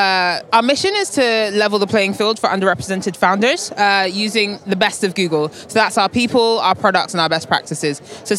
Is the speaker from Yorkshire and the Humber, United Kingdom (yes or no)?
no; London, United Kingdom; I am from London via Lagos. So very technically, nice. I'm a British citizen, yeah, but yeah. I'm Nigerian by heritage.